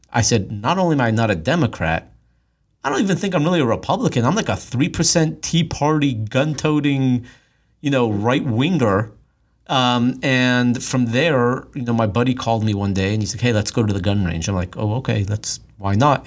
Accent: Los Angeles, California, United States; I grew up in Los Angeles

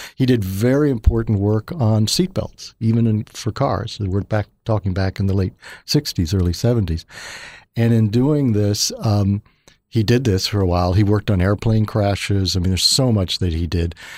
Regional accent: Missouri, United States; as a child, uh, actually growing up in Missouri

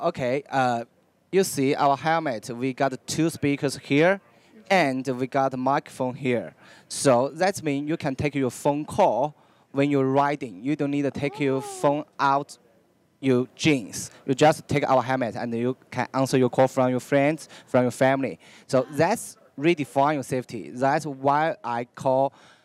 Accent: China; I'm from China, I'm Chinese

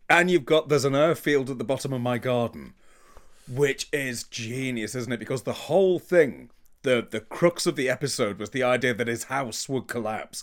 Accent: United Kingdom; I'm British.

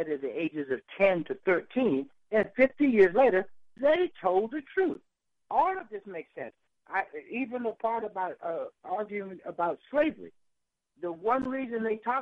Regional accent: Yorktown, Virginia, United States; I grew up right in Yorktown, Virginia

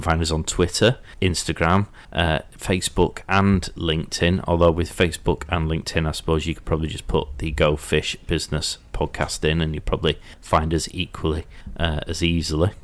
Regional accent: Yorkshire and the Humber, United Kingdom; because I'm from Yorkshire

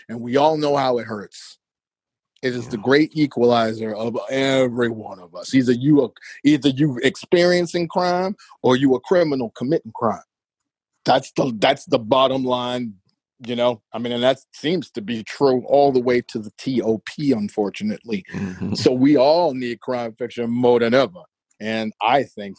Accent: Chicago, Illinois, United States; I come from the ghetto of Chicago, man. I'm from Inglewood with an E, not an I.

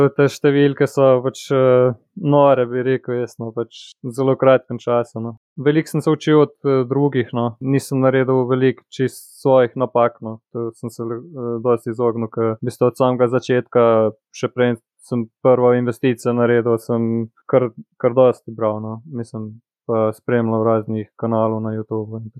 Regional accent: Cerknica, Slovenia; also born or lived in Postojna; sem iz Cerknice, star sem 31 let, hodil sem pač na gimnazijo v Postojni

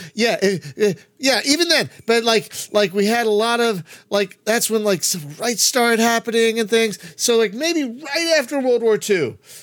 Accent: United States; as an American

